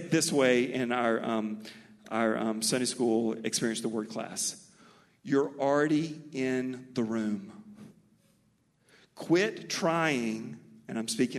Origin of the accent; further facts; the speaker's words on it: Mobile, Alabama, United States; accent: Mobile; also born or lived in Texas; My Mobile accent